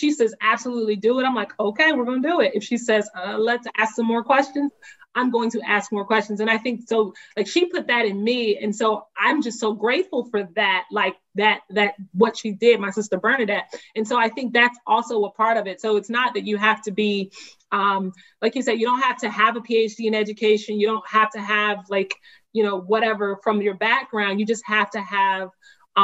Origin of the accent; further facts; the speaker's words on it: the South, United States; I grew up in the South